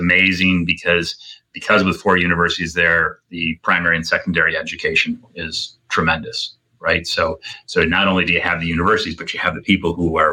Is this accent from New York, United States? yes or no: yes; Rome, New York, United States; moved away; also born or lived in Boston; I grew up in Rome, New York, an hour from Syracuse